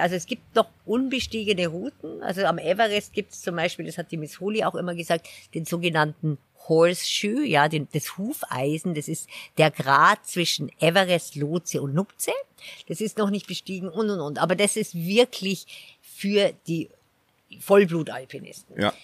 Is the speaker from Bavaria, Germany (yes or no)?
yes; Garmisch-Partenkirchen, Bavaria, Germany; moved away as an adult; also born or lived in England / Switzerland / Nepal; ich bin ja hier in Garmisch aufgewachsen